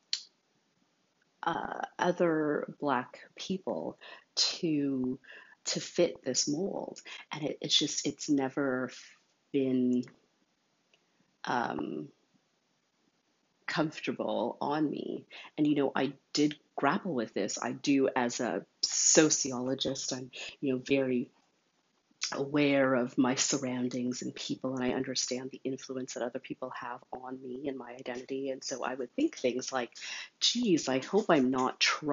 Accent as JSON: {"language": "English", "town": "Montreal", "region": "Quebec", "country": "Canada", "tie": "born or raised there", "said": "I was born in Montreal"}